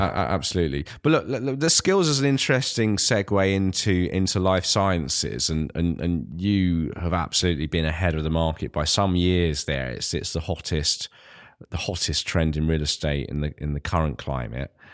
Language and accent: English; Ilford, London, United Kingdom; growing up in Ilford